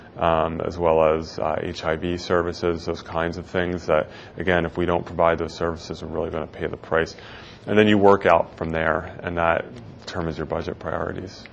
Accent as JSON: {"language": "English", "area": "Philadelphia area", "region": "New Jersey", "country": "United States", "tie": "born or raised there", "moved": "as an adult", "lives_now": "San Francisco, United States", "said": "I grew up in the Philadelphia area in New Jersey."}